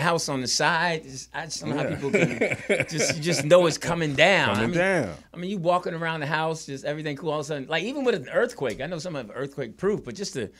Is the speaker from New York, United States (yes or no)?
no; Philadelphia, Pennsylvania, United States; now in California, United States; feel more comfortable growing up in Philly.